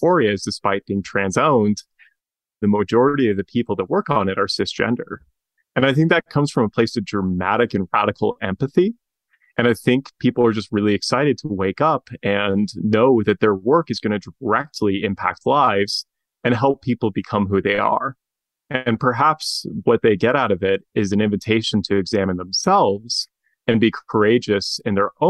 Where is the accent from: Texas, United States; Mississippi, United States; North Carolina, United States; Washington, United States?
Washington, United States; Spokane; my hometown, Spokane, Washington